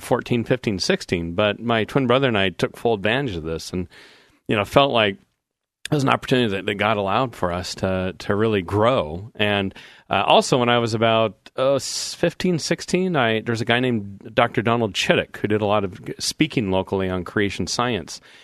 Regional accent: Portland, Oregon, United States; I grew up in Portland. I'm a fourth generation Oregonian.

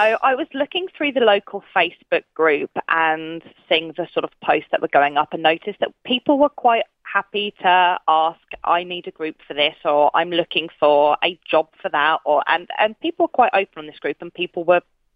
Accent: United Kingdom; moved away as an adult; now in Queensland, Australia; We're both from the United Kingdom

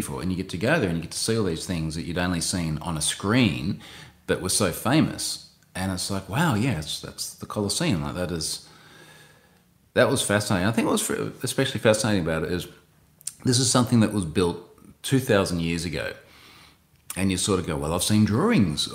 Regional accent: Australia; as an Australian

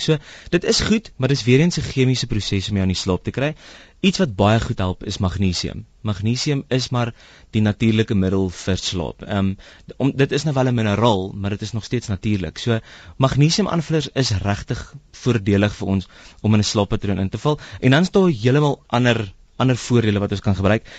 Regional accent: South Africa; ons as Suid-Afrikaners

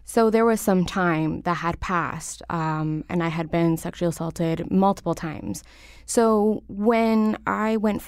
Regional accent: Waterbury, Connecticut, United States; also born or lived in Hartford; I was born here in Hartford, raised in Waterbury, to a low-income family

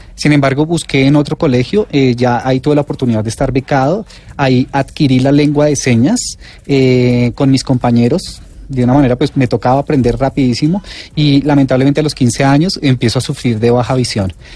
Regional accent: Colombia; como colombianos

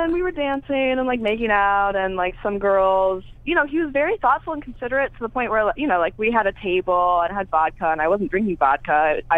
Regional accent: Toledo, Ohio, United States; moved away; I'm from Toledo, Ohio.

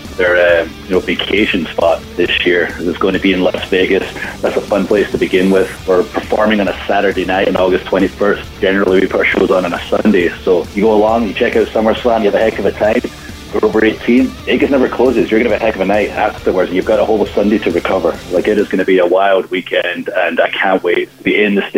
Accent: Scotland, United Kingdom; I'm from Scotland

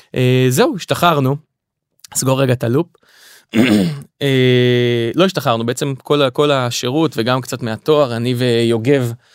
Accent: Kiryat Motzkin, Haifa District, Israel; במקור אני מהצפון אה, נולדתי בחיפה גדלתי בקריית מוצקין

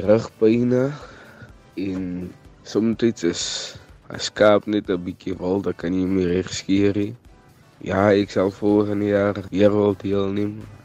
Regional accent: Groot Drakenstein, Western Cape, South Africa; Ek is van Groot Drakensberg, Meerles Boesburg

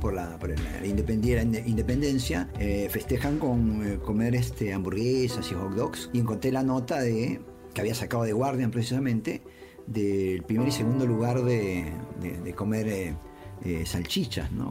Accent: Peru; Como peruanos

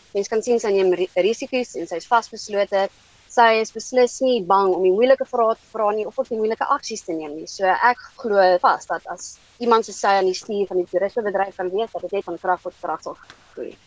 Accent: South Africa; ons werk as Suid-Afrikaners

